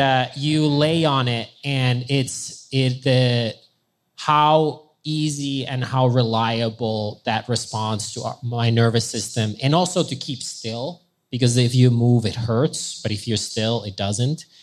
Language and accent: English; Finland; I'm from Finland and we're on the border of Russia